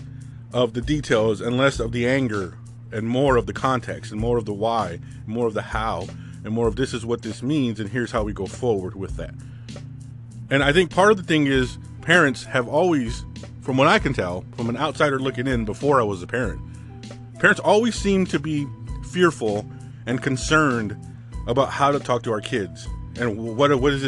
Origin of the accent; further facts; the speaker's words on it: California, United States; growing up in California in the 80s and 90s as a Hispanic male